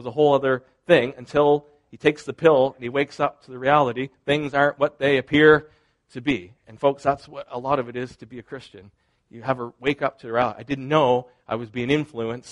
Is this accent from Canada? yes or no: yes; Canada; part of my identity is I am Canadian, not just Molson Canadian, but as in Canadian, I am Canadian.